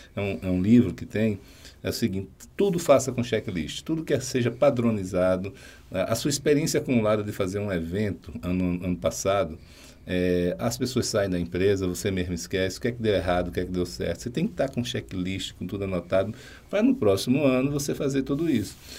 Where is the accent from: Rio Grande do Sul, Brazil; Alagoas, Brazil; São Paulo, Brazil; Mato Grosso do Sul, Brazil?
Alagoas, Brazil; Barra de São Miguel; also born or lived in Maceió; Eu não sou de Maceió, mais precisamente da Barra de São Miguel, lá em Alagoas.